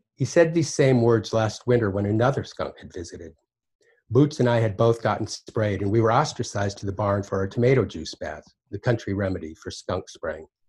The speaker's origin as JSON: {"language": "English", "town": "Basin", "region": "Wyoming", "country": "United States", "tie": "born or raised there", "said": "at the time that I was growing up in Basin, Wyoming"}